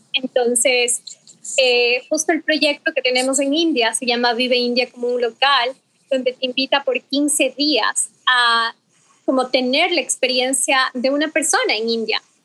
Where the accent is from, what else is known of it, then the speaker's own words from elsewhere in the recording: Ecuador; soy ecuatoriana